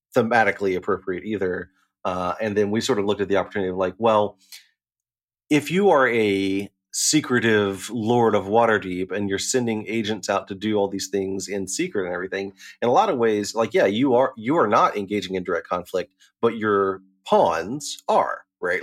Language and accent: English; Chattanooga, Tennessee, United States; moved away; also born or lived in Knoxville, Tennessee; I'm from Chattanooga